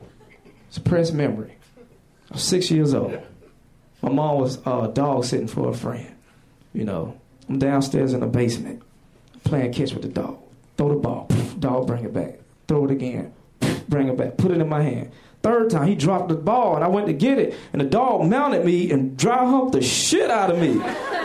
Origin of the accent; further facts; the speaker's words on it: the South, United States; moved away; I'm from the South, and you know our relationship with animals sometimes, especially being black